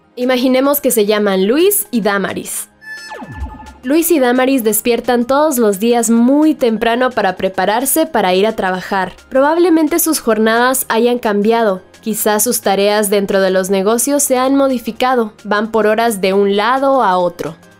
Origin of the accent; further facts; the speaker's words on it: Nebaj, El Quiché, Guatemala; soy de Navaja el Quiché